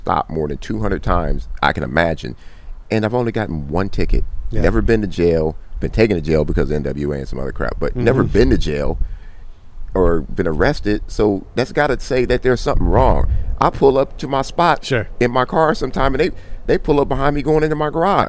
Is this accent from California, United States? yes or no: yes; Compton, California, United States; I grew up in Compton